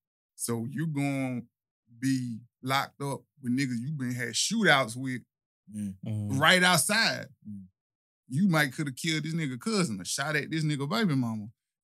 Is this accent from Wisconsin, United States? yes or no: no; Memphis, Tennessee, United States; I'm from the north side of Memphis, man. 3105.